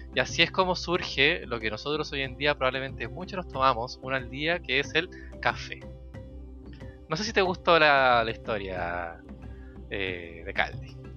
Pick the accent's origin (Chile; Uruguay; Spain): Chile; en Chile, cuando nosotros decimos